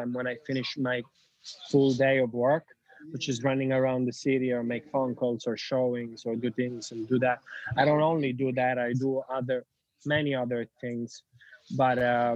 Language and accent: English; Sicily, Italy; English is a second language; moved away as an adult; I am Italian from Sicily